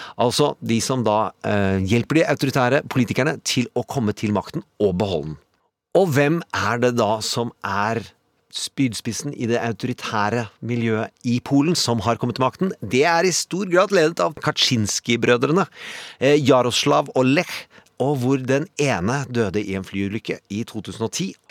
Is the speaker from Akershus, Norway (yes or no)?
no; Indre Østfold, Norway; jeg kommer fra Indre Østfold